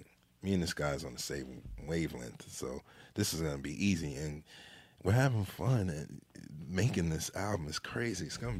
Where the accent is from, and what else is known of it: Jamaica